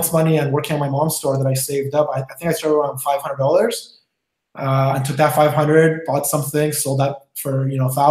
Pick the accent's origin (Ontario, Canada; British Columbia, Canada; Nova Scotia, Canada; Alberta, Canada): British Columbia, Canada; Vancouver; also born or lived in Iran / Toronto / Miami / Los Angeles; I came to Vancouver when I was 6 years old. We flee the country, Iran, during the war there. And I've been here for most of my life. I grew up in Vancouver